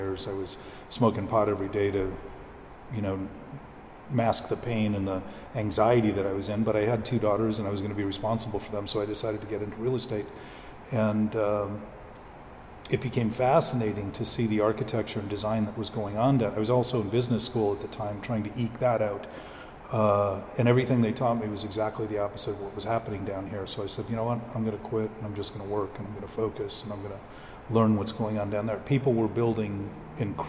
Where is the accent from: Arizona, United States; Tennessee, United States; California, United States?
California, United States; the Valley; also born or lived in West Hollywood; now in Venice, United States; I grew up in the Valley. I lived in the Valley